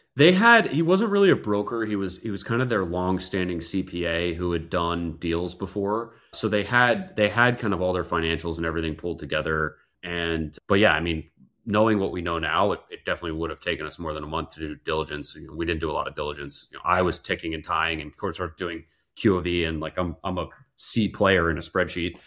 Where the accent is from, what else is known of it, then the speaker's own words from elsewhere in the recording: outside Philadelphia, Pennsylvania, United States; also born or lived in Europe / New York City; now in Tampa, United States; I grew up outside Philadelphia